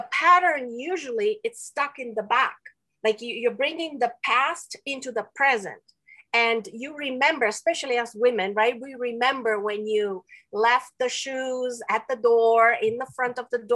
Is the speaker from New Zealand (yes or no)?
no; Romania; first language Romanian; English is a second language; moved away; also born or lived in Spain / Quebec; I'm from Romania. I was born and raised in Romania